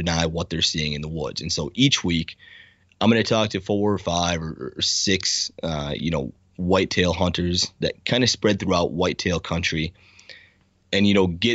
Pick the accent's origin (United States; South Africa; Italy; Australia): United States; South Dakota; my home state of South Dakota